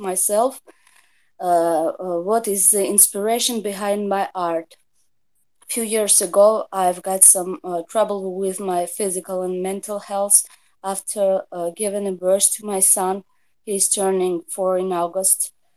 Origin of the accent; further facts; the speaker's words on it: Tbilisi, Georgia; English is a second language; I'm from Georgia, Tbilisi